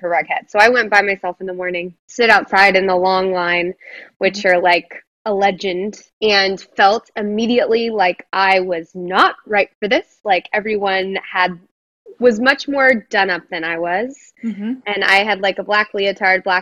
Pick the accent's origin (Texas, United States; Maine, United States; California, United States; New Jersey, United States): Texas, United States; Dallas; moved away; who I grew up dancing with in Dallas